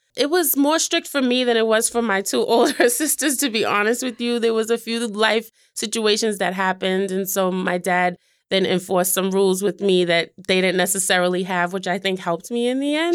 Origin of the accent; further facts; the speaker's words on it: Boston, Massachusetts, United States; I grew up in Mattapan specifically.